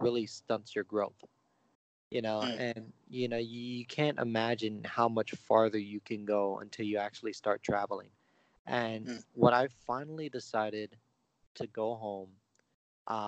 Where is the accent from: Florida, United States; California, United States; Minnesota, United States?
California, United States; San Francisco; also born or lived in Bay Area; I was born in San Francisco. You know, lived all throughout the Bay Area pretty much.